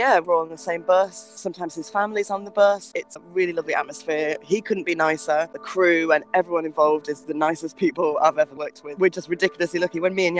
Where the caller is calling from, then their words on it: Rotterdam, South Holland, Netherlands; I'm calling from Rotterdam today.